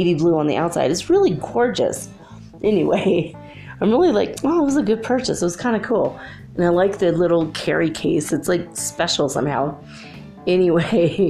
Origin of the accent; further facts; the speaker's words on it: California, United States; I'm from California.